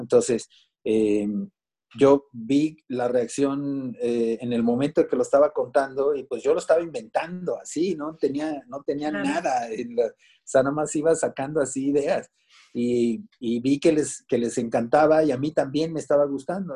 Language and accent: Spanish; Mexico City, Mexico; born or raised there; also born or lived in Minatitlán, Veracruz